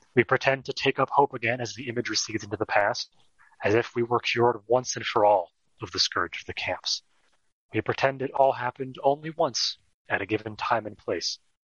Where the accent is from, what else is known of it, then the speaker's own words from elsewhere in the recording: California, United States; growing up in California